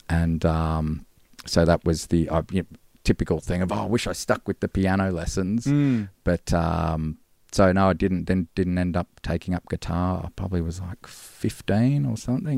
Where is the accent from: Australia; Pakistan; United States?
Australia; Gold Coast, Queensland; moved away as an adult; now in Melbourne, Australia; born in Melbourne yeah. and then grew up on the Gold Coast.